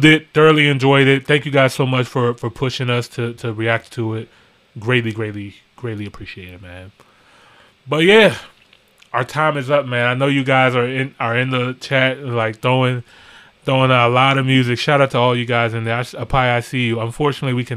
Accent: United States; we're American too

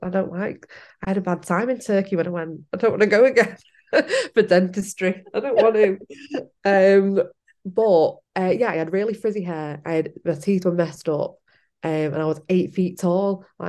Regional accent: Ireland; we're all Irish

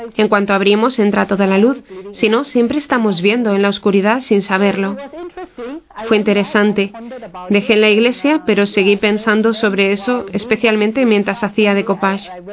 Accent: Singapore; Es una isla muy pequeña en uh, Asia somos unos 5 millones de habitantes, de los cuales solo 300.000 somos católicos

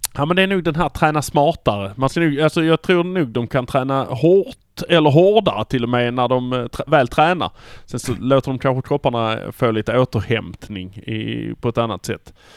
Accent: Malmö, Skåne, Sweden; vi är från Malmö

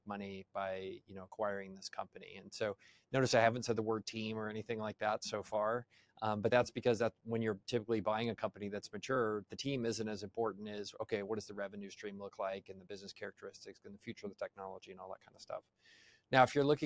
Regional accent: United States; I'm sorry for being an American

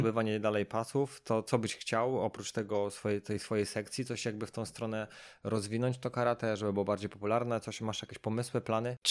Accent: Sochaczew, Masovian Voivodeship, Poland; ja z Sochaczewa jestem

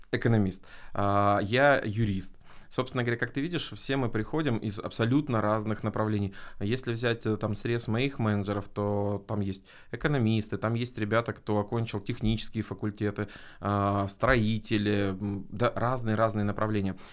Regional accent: Arkhangelsk, Arkhangelsk Oblast, Russia; в городе Архангельске, откуда я родом

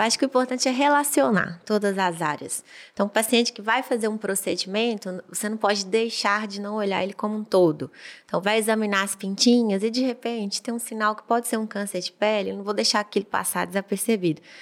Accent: Montes Claros, Minas Gerais, Brazil; já sou de Montes Claros mesmo, natural de lá, e fiz faculdade lá.

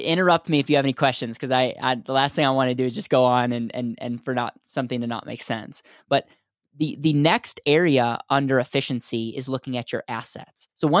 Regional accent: Wisconsin, United States; now in Denver, United States; So I'm in Denver, Colorado, and I grew up in Wisconsin.

